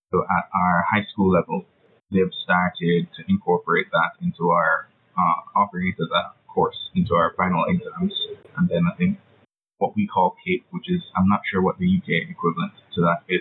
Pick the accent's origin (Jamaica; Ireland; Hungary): Jamaica; Kingston; I'm from Kingston, Jamaica. That's an island in the Caribbean, not to be confused with the places in States or anywhere in the UK. Jamaica, the original. That's where I'm from.